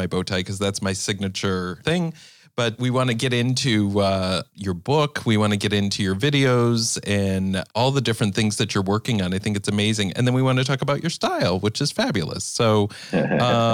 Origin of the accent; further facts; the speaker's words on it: Midwest, United States; I grew up in the Midwest